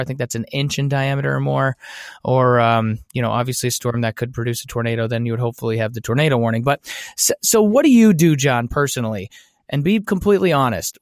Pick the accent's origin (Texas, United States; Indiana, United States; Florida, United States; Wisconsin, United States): Wisconsin, United States; Brookfield; moved away; I grew up in Brookfield. It's a suburb of Milwaukee